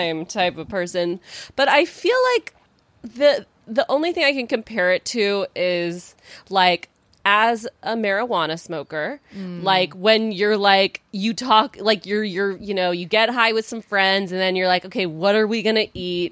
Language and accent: English; Texas, United States; moved away; I'm from Texas.